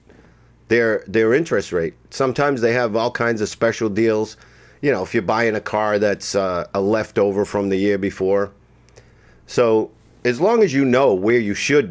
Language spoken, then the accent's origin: English; Boston, Massachusetts, United States; moved away as an adult; I'm from Boston.